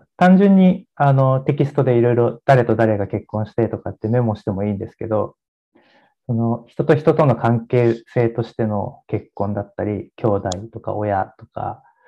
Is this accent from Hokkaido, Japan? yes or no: no; Odawara, Kanagawa, Japan; moved away; 僕の実家は神奈川県の小田原市っていうところなんですけ